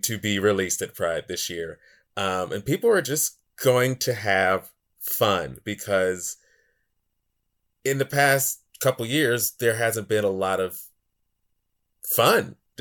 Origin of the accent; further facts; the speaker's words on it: Pittsburgh, Pennsylvania, United States; I was born and raised in this city